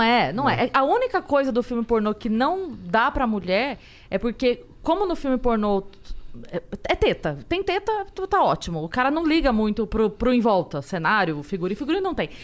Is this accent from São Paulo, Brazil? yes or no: yes; Sorocaba, São Paulo, Brazil; eu moro, eu sou, sou de Sorocaba